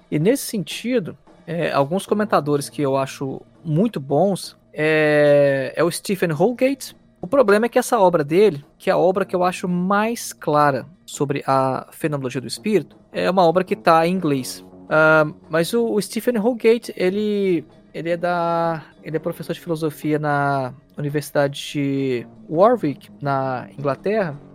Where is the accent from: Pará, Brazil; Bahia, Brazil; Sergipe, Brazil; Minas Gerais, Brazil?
Minas Gerais, Brazil; Belo Horizonte; now in Nuremberg, Germany; do Brasil, sou de Belo Horizonte